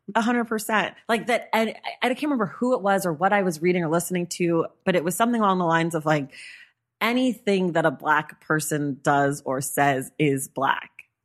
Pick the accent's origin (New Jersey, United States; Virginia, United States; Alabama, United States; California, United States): California, United States; I'm a Californian black person